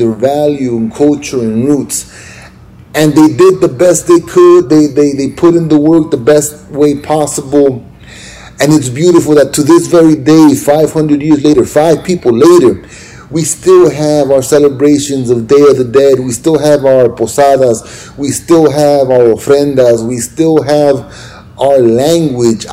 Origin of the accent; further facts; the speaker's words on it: Los Angeles, California, United States; I grew up in East LA and I saw the beauty of my culture there